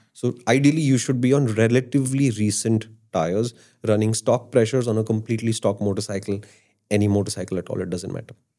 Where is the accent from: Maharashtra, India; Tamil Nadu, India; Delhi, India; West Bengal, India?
Delhi, India; I'm from Delhi